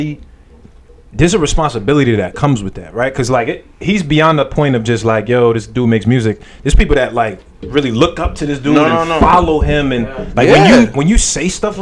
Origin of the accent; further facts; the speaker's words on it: New York City, New York, United States; also born or lived in Flushing, Queens / Jamaica, Queens; I grew up in Queens. I grew up in like Flushing area, and I moved over to Jamaica.